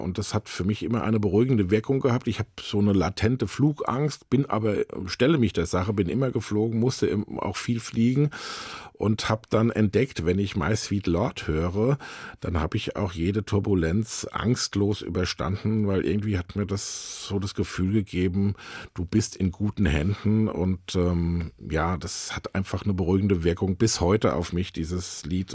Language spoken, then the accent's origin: German; Eltville, Hesse, Germany; Ich bin Rheingauer, ich bin da tatsächlich in Eltville geboren, im Krankenhaus, was es nicht mehr gibt